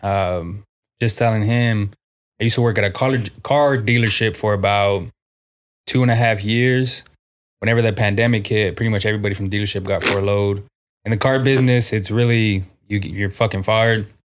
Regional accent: San Antonio, Texas, United States; also born or lived in Corpus Christi; been on the south side of San Antonio my whole life.

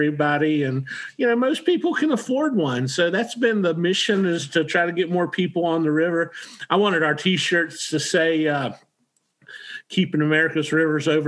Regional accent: West Virginia, United States; I grew up in West Virginia

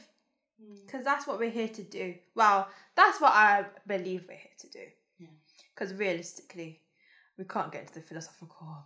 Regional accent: United Kingdom; Then it's about being British

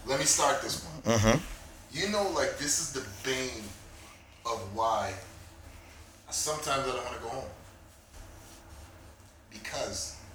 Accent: United States; accent: American; I spoke my American accent

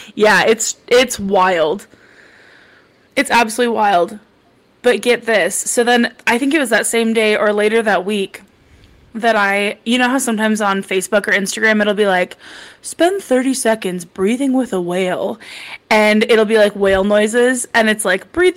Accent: the country in the Midwest, United States; we have the second largest rodeo in the Midwest, so I didn't have nothing growing up

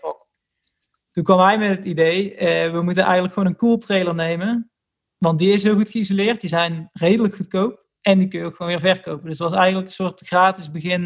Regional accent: Middelbeers, North Brabant, Netherlands; moved away as an adult; also born or lived in Nijmegen; ik kom dus uit Middelbeers. En vroeger, wij woonden vroeger in een bos

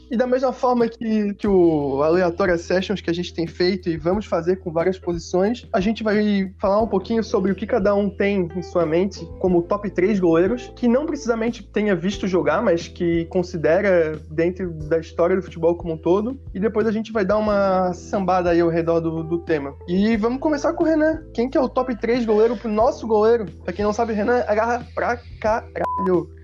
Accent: Brazil; a gente como brasileiro

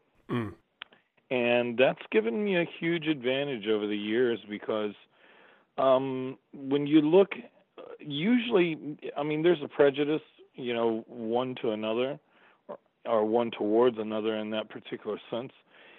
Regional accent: Staten Island, New York, United States; also born or lived in Florida; And then we moved to Staten Island when I was six. And, I've always said my formative years, or a lot of my formative years, were in New York because … came over when I was living there.

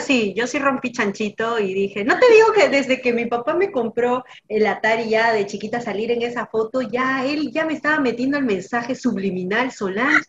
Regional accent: Peru

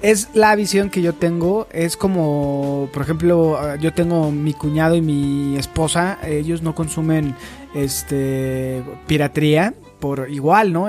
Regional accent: Mexico

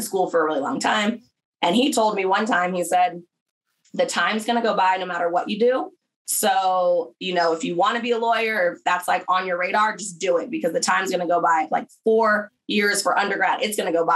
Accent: small town outside LA, Southern California, United States; moved away as an adult; also born or lived in Berkeley, California / Oklahoma / Atlanta; I'm from Southern California originally. So I grew up in kind of a small town outside

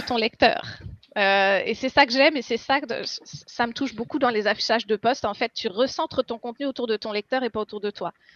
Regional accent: France; moved away as an adult; now in Quebec, Canada; je suis française à la base. Je suis arrivée au Québec en 2015.

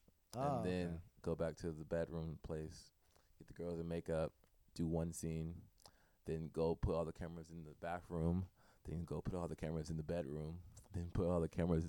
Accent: Inglewood, California, United States; I'm from Inglewood, California. Cool. Born and raised.

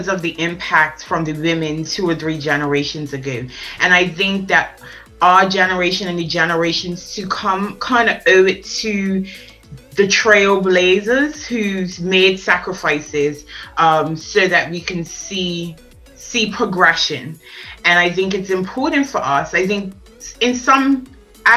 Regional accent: Bermuda; now in England; I'm originally from Bermuda

